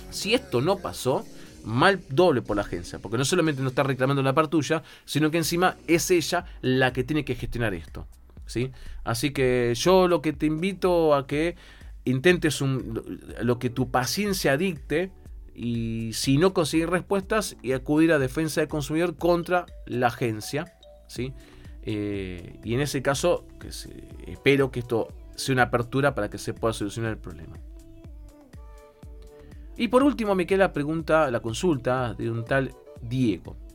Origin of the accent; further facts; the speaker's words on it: Ecuador; now in Argentina; yo soy ecuatoriano con residencia permanente